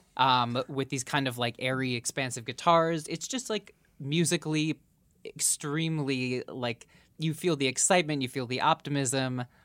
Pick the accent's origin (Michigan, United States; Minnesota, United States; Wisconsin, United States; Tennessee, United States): Minnesota, United States; Minneapolis; my hometown of Minneapolis